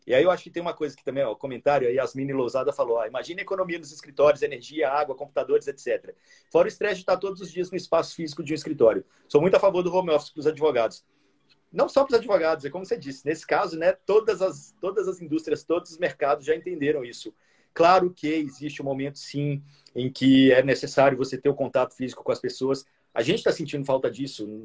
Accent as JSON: {"language": "Portuguese", "region": "Minas Gerais", "country": "Brazil", "said": "Eu sou mineiro também."}